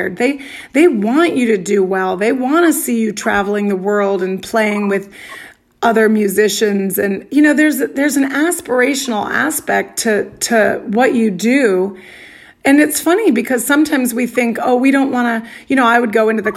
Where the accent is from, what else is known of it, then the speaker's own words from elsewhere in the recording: Arizona, United States; moved away as an adult; also born or lived in Brooklyn; growing up in Arizona